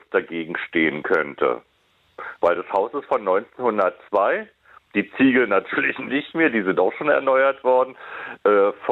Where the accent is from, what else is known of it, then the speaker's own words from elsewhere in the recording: Berlin, Germany; born there; Ich wollte, ich wollte Kevin natürlich nur vermitteln, dass ich auch gebürtiger Westberliner bin.